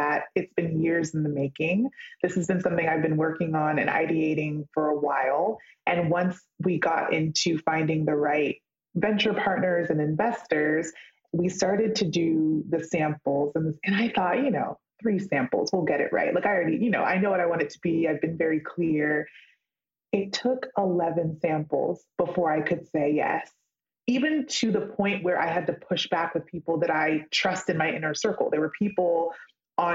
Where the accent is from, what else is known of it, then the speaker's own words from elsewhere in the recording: California, United States; I grew up in California